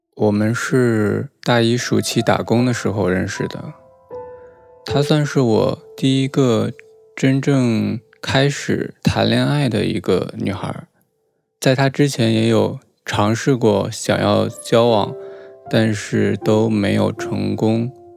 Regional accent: Northeast China, China; 我是东北的嘛，那边民风也是比较彪悍

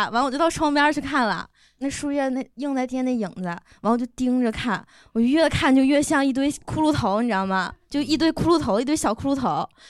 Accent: Northeast China, China; 东北，东北，嗯，

